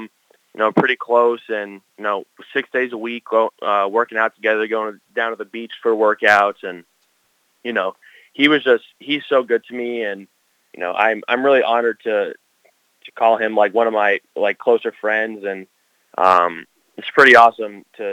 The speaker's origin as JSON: {"language": "English", "town": "Parkland", "region": "Florida", "country": "United States", "tie": "born or raised there", "said": "Anthony grew up in my hometown, and he went to Marjory Stoneman Douglas High School like I did"}